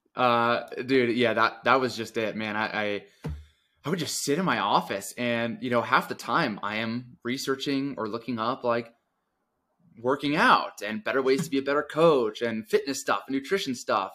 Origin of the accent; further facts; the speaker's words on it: Connecticut, United States; moved away as an adult; also born or lived in suburbs of New York City; now in Denver, United States; I grew up in Connecticut, so I moved to the suburbs of New York City